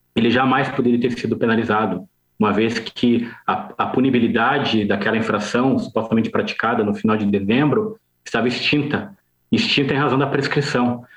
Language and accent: Portuguese; Curitiba, Paraná, Brazil; also born or lived in Jaraguá do Sul, Santa Catarina; Eu sou do Paraná, sou de Curitiba